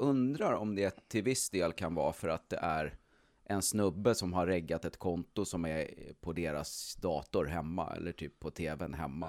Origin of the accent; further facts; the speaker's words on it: Stockholm, Stockholm County, Sweden; i Stockholm där jag föddes